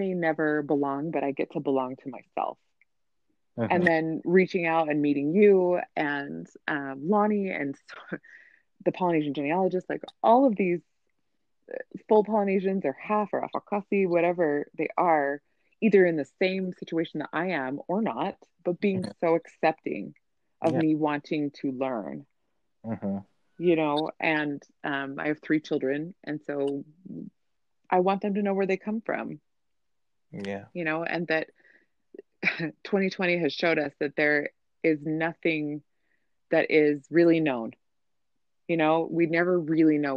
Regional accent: Provo, Utah, United States; I grew up in Provo, Utah in the 90s.

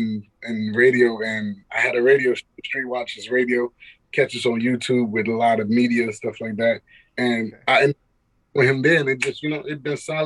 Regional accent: New York City, New York, United States; also born or lived in Atlanta; I am Haitian American. That's just nationality wise. But, you know, I'm from Queens, New York.

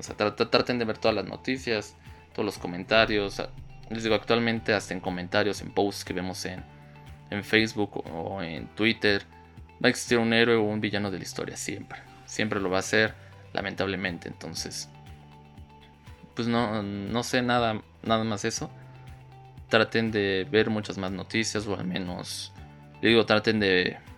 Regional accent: Mexico; aquí en mi país

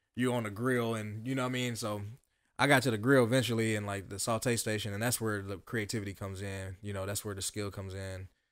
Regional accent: Dayton, Ohio, United States; born and raised in Dayton, um, uptown Jefferson, to be exact

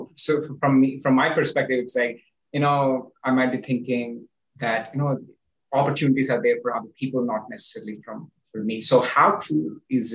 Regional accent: India; moved away; I'm an Indian

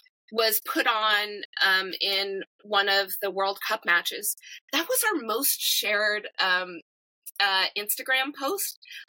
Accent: New Jersey, United States; now in Boston, United States; and I grew up in New Jersey, right?

